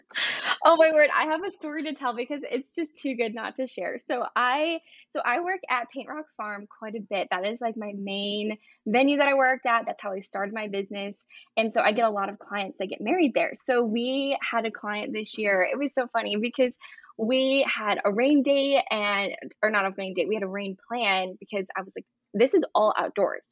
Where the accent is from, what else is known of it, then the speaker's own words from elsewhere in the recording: Brevard, North Carolina, United States; I'm from Brevard, North Carolina.